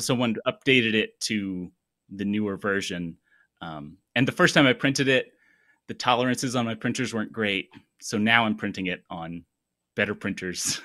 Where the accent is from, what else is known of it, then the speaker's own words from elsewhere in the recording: Tennessee, United States; moved away as an adult; now in Huntsville, United States; I'm from Tennessee originally